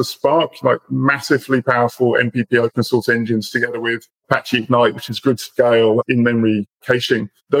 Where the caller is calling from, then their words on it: Australia; I'm in Australia. So Zataris is based in Melbourne.